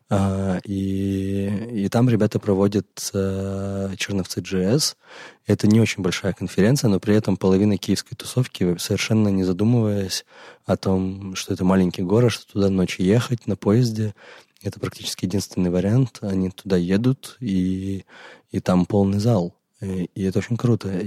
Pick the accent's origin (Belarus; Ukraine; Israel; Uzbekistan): Ukraine; Crimea; now in Kyiv, Ukraine; оригинально мы оба из Крыма, теперь живем в Киеве. А, я недавно, другой … давно.